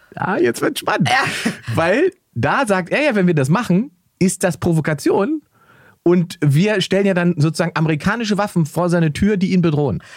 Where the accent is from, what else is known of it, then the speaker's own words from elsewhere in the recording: Germany; wir können uns natürlich hinstellen als Deutsche